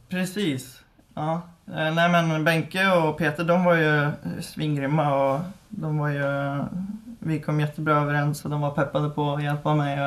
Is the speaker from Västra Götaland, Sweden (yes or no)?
yes; Mariestad, Västra Götaland, Sweden; moved away; vi är uppväxt på en ö eh, som eh, ligger i Vänern då. Mm. Eh, Sveriges största sjö. Eh, och det är två mil in till eh, Mariestad